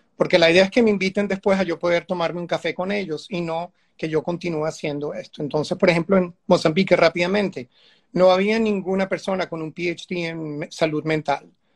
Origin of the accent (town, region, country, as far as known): Venezuela